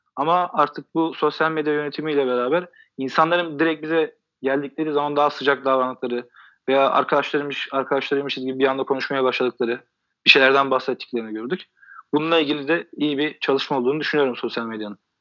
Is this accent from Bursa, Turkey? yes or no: no; Kuşadası, Aydın, Turkey; Kuşadalıyım ben